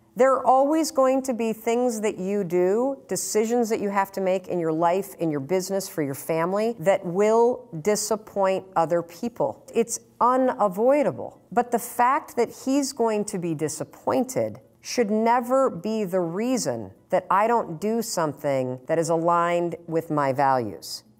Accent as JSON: {"language": "English", "town": "Muskegon", "region": "Michigan", "country": "United States", "tie": "born or raised there", "moved": "yes", "lives_now": "Boston, United States", "said": "I grew up in Muskegon, Michigan, where Brunswick was founded."}